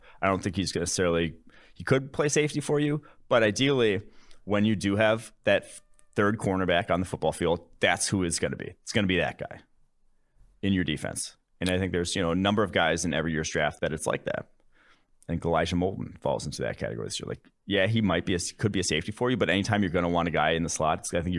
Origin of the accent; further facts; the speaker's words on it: Brookfield, Wisconsin, United States; also born or lived in Milwaukee / Dallas; Lived in West Dallas for a few years, like when I was like, till like 4 years old. Then I moved to Brookfield, Wisconsin